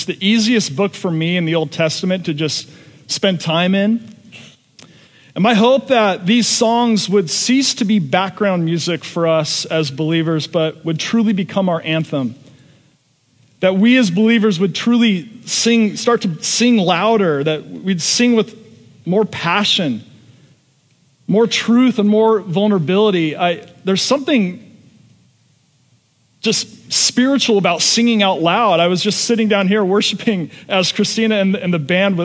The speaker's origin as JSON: {"language": "English", "town": "Seattle", "region": "Washington", "country": "United States", "said": "I'm from Seattle, Washington"}